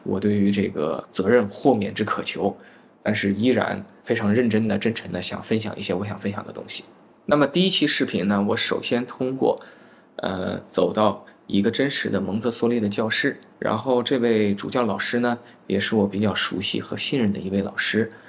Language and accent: Chinese; China; 我们中国人的俗话来讲，他像个小大人儿